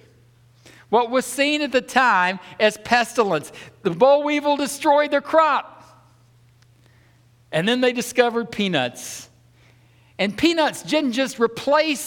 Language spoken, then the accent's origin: English; the South, United States; I'm from the South